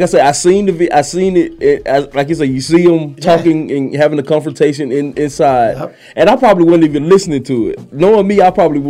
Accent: Athens, Georgia, United States; I am from Athens, Georgia.

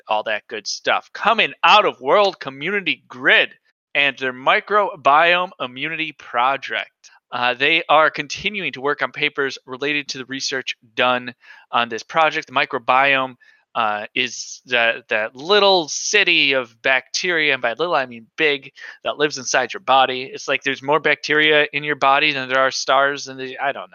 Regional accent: United States; I hope he makes fun of me for being an American

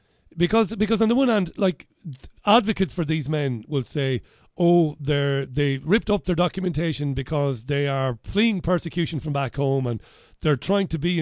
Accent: Waterford, Munster, Ireland; moved away as an adult; now in Salford, United Kingdom; I'm from Waterford

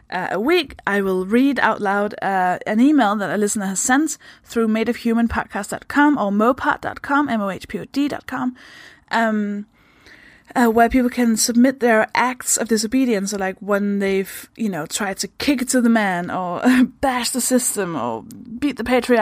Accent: Denmark; English is a second language; moved away; I'm from Denmark. That should explain the accent

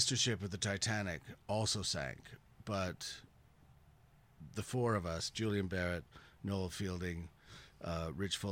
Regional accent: Canada

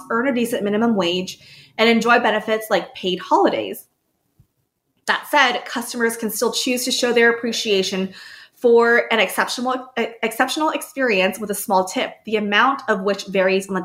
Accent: United States; as an American

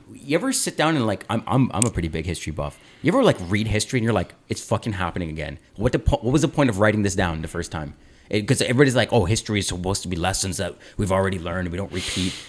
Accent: Aurora, Ontario, Canada; growing up in Aurora, Ontario

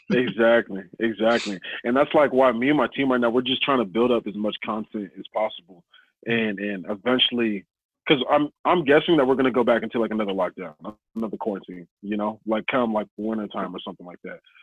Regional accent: Snohomish, Washington, United States; I grew up out in Snohomish, but I say Everett

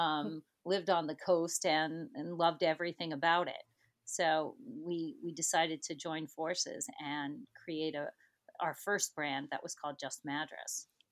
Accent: Ohio, United States; would always call myself an Ohio girl. Grew up in Ohio with three brothers

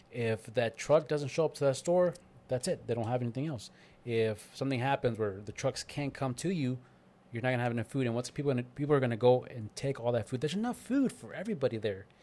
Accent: East Coast, United States; moved away; I'm from East Coast

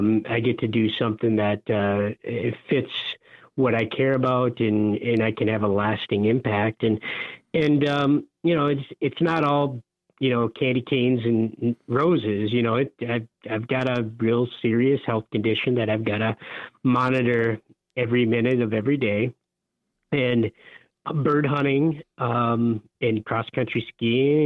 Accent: Upper Peninsula of Michigan, United States; I grew up in the Upper Peninsula of Michigan

